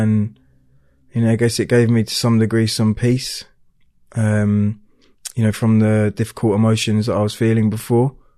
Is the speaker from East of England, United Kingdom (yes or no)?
yes; Hertfordshire, East of England, United Kingdom; I was born down in Hertfordshire